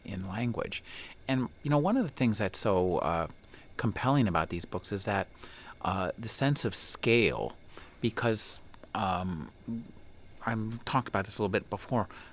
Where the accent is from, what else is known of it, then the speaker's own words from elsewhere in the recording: United States; I live in America or I'm an American